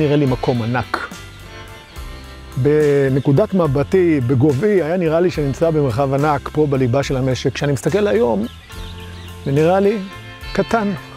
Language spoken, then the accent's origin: Hebrew; Gal On, Southern District, Israel; אנחנו עומדים בטבורו של קיבוץ אה, גלון. פה נולדתי, כאן עוצבו חיי